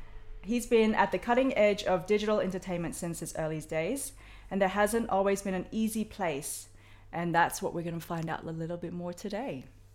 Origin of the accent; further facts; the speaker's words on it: Australia; Australian, sorry.